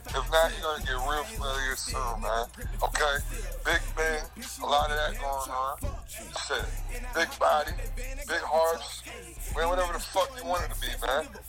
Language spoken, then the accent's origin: English; Newport News, Virginia, United States; also born or lived in Richmond, Virginia; Man, I was born and raised in Newport News, Virginia, man.